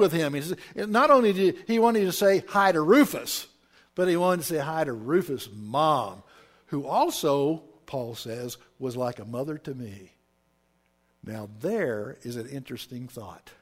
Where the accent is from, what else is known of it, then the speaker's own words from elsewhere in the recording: Oklahoma, United States; when I was raised in Oklahoma, that's where I'm from, I was raised in polite Southern society